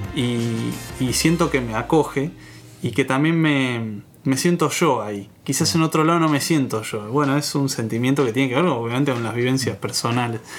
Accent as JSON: {"language": "Spanish", "town": "Mar del Plata", "region": "Buenos Aires Province", "country": "Argentina", "said": "yo no me siento argentino, me siento marplatense"}